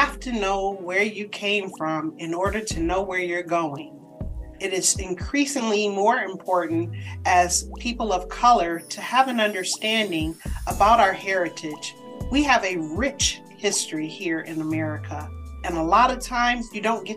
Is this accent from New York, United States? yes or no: no; Detroit, Michigan, United States; moved away as an adult; also born or lived in Chicago / Boston; Born and raised Detroit, Michigan